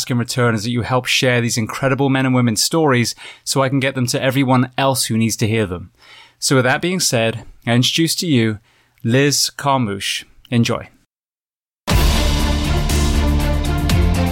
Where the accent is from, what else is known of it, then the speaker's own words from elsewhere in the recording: England, United Kingdom; now in United States; I came from England